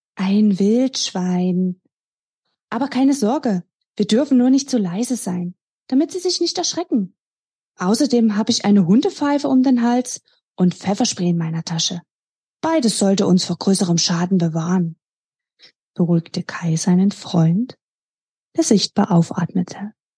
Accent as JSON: {"language": "German", "town": "Dresden", "region": "Saxony", "country": "Germany", "tie": "born or raised there", "said": "mit Leib und Seele gehöre ich meiner Heimatstadt Dresden"}